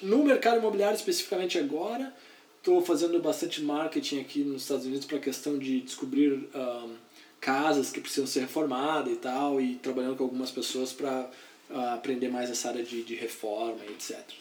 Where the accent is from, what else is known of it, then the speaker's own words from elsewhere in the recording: Porto Alegre, Rio Grande do Sul, Brazil; moved away as an adult; also born or lived in Santa Catarina; now in United States; eu sou de Porto Alegre, uh, gaúcho, e uh, estudei, fiz veterinária lá em Porto Alegre